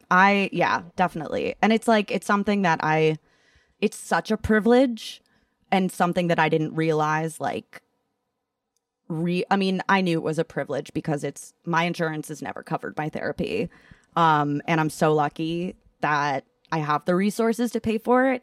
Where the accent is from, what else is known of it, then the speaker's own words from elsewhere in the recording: Massachusetts, United States; moved away; also born or lived in Ithaca, New York; growing up in Massachusetts as a whole